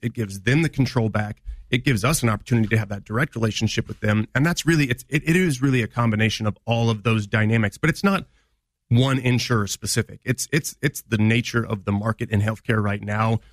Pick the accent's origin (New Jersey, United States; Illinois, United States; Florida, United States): Illinois, United States; Quincy; now in Springfield, United States; I come from the Quincy area